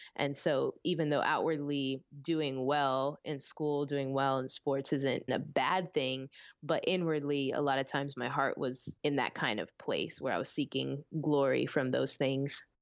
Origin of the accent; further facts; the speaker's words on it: Orlando, Florida, United States; also born or lived in Philippines; I was born in the Philippines with my mom's side of the family and then ended up getting raised in Orlando